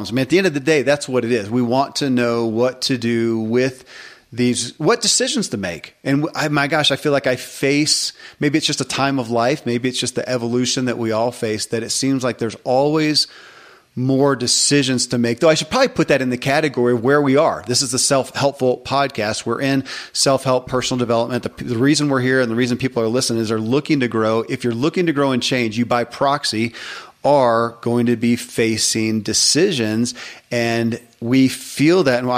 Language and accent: English; Kentucky, United States; born or raised there